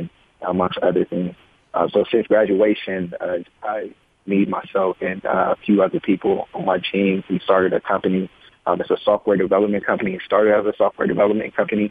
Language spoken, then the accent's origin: English; Richmond, California, United States; also born or lived in San Jose; I'm originally from Richmond, California, graduated from Richmond High School